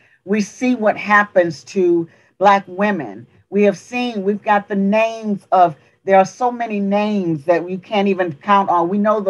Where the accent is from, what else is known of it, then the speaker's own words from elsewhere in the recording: the South, United States; I'm from the South. There are still remnants of some of the things that happened in the South.